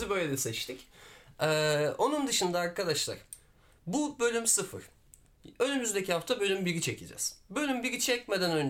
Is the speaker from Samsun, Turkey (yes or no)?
no; Diyarbakır, Diyarbakır Province, Turkey; born there; e, Diyarbakır doğumluyum. E, 23 yaşındayım.